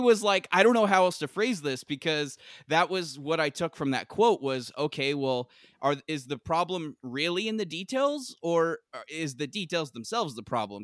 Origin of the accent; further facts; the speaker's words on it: California, United States; moved away as an adult; also born or lived in North Carolina; I grew up in California and I lived in North Carolina for several years